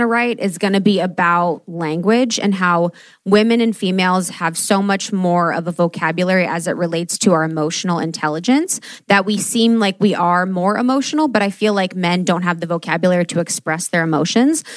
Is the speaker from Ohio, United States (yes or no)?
yes; Ohio, United States; I am the girl from Ohio that grew up Catholic